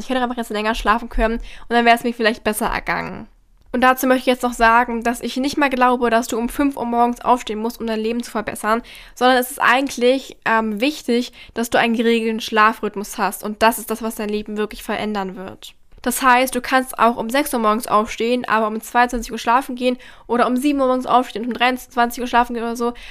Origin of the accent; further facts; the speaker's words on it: Berlin, Germany; ich komme aus Berlin